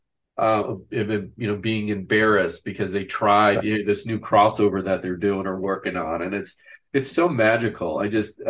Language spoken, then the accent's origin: English; Wisconsin, United States; I grew up in a small town in Wisconsin.